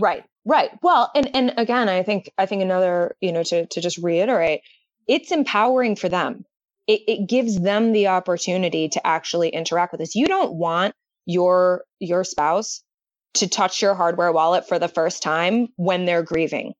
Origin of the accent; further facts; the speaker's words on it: Detroit, Michigan, United States; I grew up in the Detroit area, and I went to law school in, in Michigan